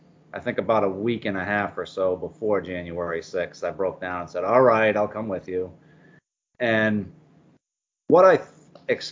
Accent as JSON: {"language": "English", "town": "Boston", "region": "Massachusetts", "country": "United States", "also_born_or_lived": "Florida", "moved": "yes", "said": "I'm from Boston originally, so I've gone between Florida and New England many, many times."}